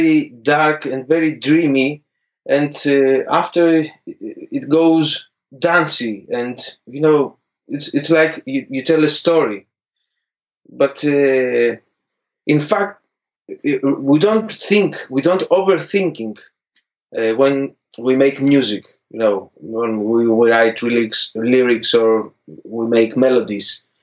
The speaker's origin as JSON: {"language": "English", "town": "Athens", "region": "Attica", "country": "Greece", "tie": "born or raised there", "second_language": "English", "moved": "as an adult", "lives_now": "London, United Kingdom", "said": "It's about 10 years almost that we work back in Greece with Chloe Ann, and we decide to move in London"}